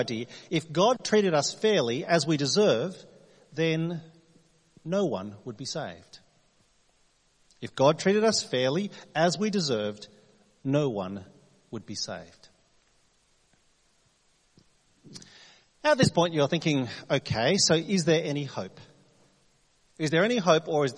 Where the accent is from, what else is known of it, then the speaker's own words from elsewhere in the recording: New South Wales, Australia; now in Adelaide, Australia; I'm from New South Wales